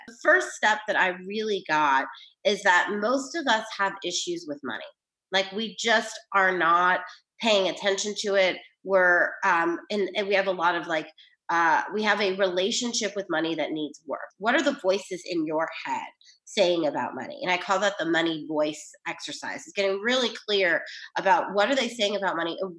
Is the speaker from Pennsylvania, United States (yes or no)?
no; New York, United States; I'm from New York.